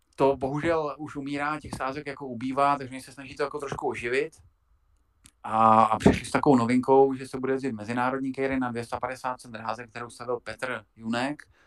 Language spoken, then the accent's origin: Czech; South Moravian Region, Czechia; já jsem taky Moravák, eh, která je eh, z Hodonínska, z Kijovska. Já jsem částečně taky od, tam, od, od tama